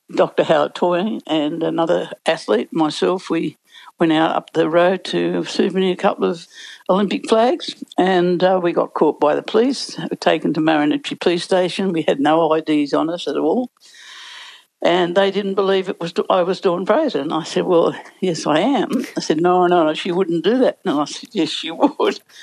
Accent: Sydney, New South Wales, Australia; I came from Balmain

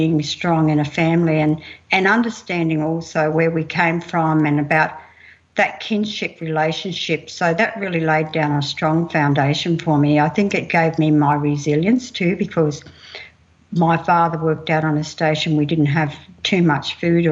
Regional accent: Mount Isa, Queensland, Australia; also born or lived in Camooweal; I'm Kalkadoon Wanyee. I grew up in Mount Isa and I spent many of my childhood days out in Kemmerwell.

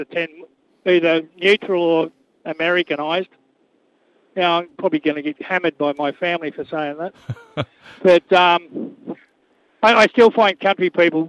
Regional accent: Miami, Florida, United States; My hometown is Miami.

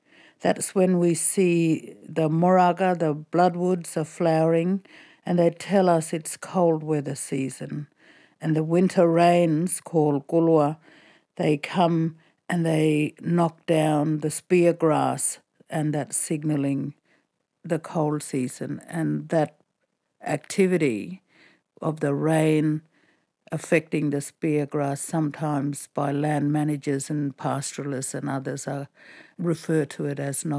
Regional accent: Fitzroy Crossing, Western Australia, Australia; I come from Fitzroy Crossing, and I'm speaking to you in my language, Bunuba.

